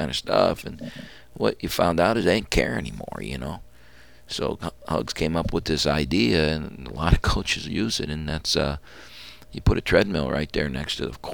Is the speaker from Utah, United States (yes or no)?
no; Ohio, United States; I grew up in Ohio